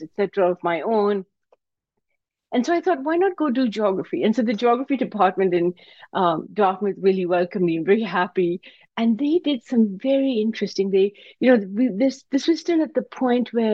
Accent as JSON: {"language": "English", "town": "Karachi", "region": "Sindh", "country": "Pakistan", "tie": "born or raised there", "moved": "yes", "lives_now": "United States", "said": "I came to America from Pakistan. I grew up in Karachi, Pakistan."}